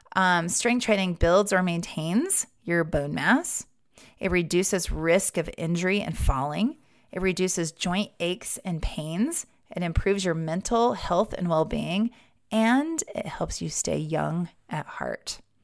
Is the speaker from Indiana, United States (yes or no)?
no; Wyoming, United States; Growing up in Wyoming